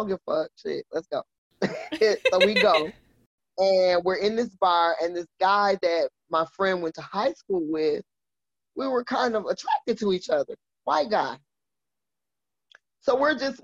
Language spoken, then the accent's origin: English; Milwaukee, Wisconsin, United States; moved away as an adult; also born or lived in Green Bay, Wisconsin; now in Florida, United States; I was born and raised in Milwaukee, Wisconsin.